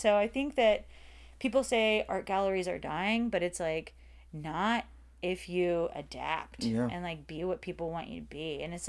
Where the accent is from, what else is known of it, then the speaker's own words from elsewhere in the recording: Pensacola, Florida, United States; And most likely I would like to have that second location in Pensacola, Florida, my hometown.